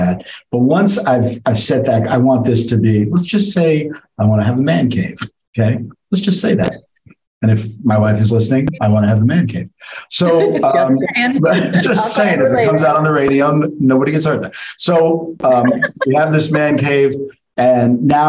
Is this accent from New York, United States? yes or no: yes; New York City, New York, United States; I'm from the Bronx.